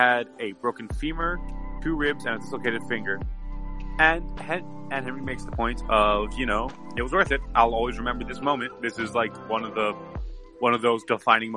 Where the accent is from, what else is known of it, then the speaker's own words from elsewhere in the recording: Canada; I'm not American. I'm Canadian